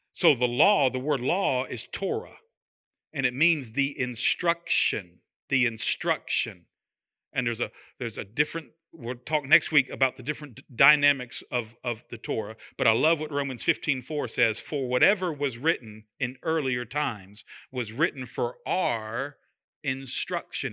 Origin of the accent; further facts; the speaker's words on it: United States; we're American.